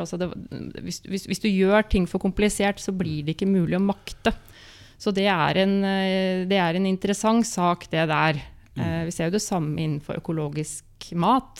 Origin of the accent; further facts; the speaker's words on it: Molde, Møre og Romsdal, Norway; da jeg ble født i 72 i Molde